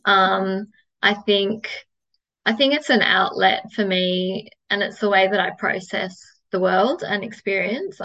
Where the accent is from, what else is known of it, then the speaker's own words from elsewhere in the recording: Australia; I'm Australian